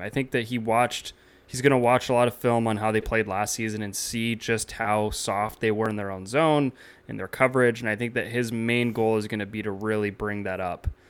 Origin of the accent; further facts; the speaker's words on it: United States; as an American basketball fan